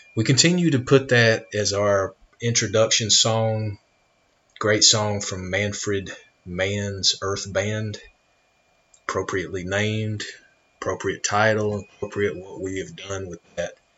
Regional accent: United States; I am an American

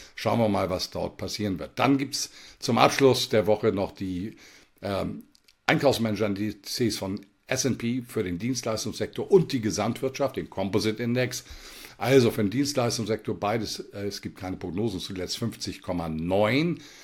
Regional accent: Germany; bei uns in Deutschland

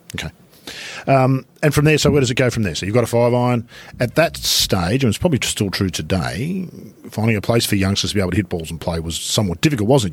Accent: Sydney, New South Wales, Australia; We used to run around down in the bush behind our place where I grew up in North, North Sydney

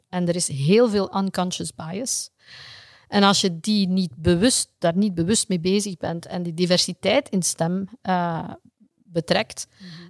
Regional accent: Flanders, Belgium

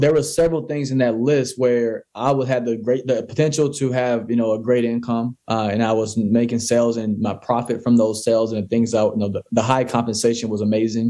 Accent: Mississippi, United States; I grew up in Mississippi where it wasn't really the greatest area

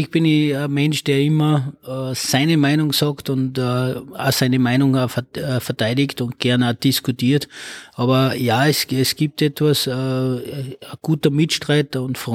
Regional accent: Oberalm, Salzburg, Austria; now in Lichtenegg, Austria; Also ich bin geboren in Salzburg, äh, bin aufgewachsen in Oberalm, das ist im Bezirk Dennegau und äh, bin seit 2003 bin ich ein Niederösterreicher und wohne jetzt in Lichteneck.

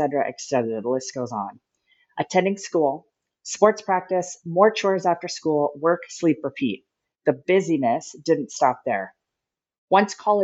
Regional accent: Miles City, Montana, United States; Growing up in Miles City, Montana, I had the opportunity to play a ton of sports

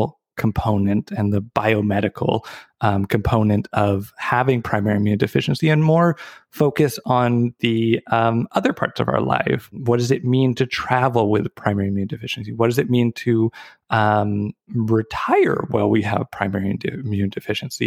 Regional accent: Victoria, British Columbia, Canada; also born or lived in Vancouver; So I was born and raised in Victoria

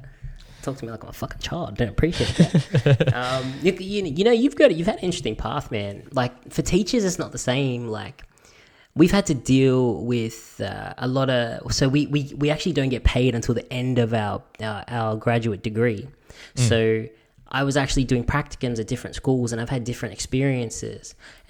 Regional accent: Bankstown, New South Wales, Australia; also born or lived in Punchbowl; because I've grown up and so have you, growing up in Punchbowl and Bankstown, there's a certain way of talking to people.

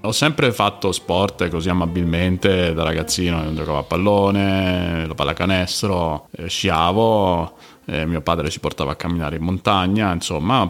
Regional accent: Rome, Lazio, Italy; io sono di Roma

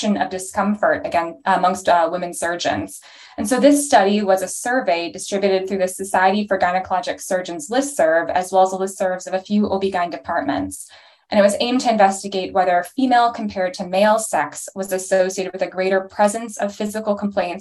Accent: Toronto, Ontario, Canada; moved away as an adult; also born or lived in Chicago, Illinois / North Carolina; now in Portland, United States; I'm from Toronto, Canada initially

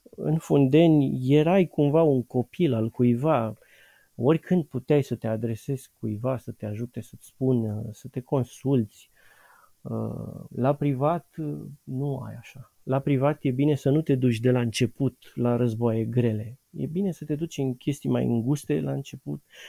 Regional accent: Bucharest, Romania; În București, sunt bucureștean

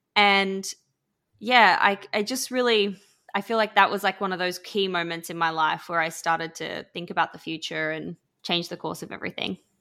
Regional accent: Australia; accent: Australian; now in London, United Kingdom; everyone can probably hear I'm Australian, but I'm based in London. But where I grew up was literally the middle of absolutely nowhere in Australia.

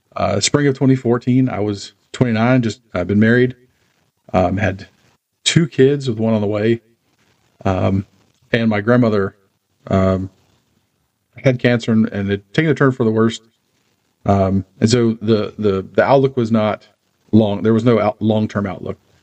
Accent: Charlotte, North Carolina, United States; now in Harrisburg, United States; I was born and raised in Charlotte

